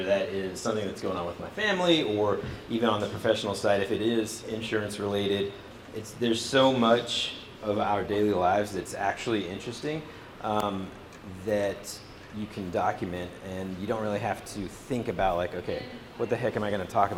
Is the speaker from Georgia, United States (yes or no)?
yes; Atlanta, Georgia, United States; also born or lived in Singapore / Jakarta, Indonesia; I am from Atlanta, Georgia